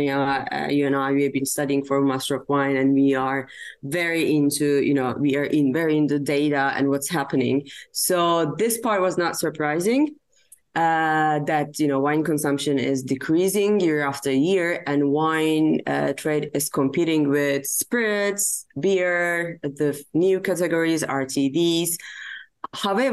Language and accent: English; Turkey; I am from Turkey.